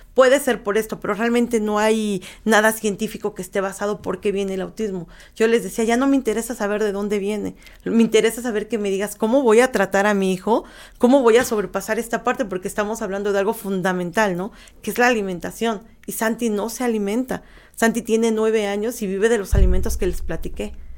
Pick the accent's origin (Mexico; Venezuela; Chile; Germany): Mexico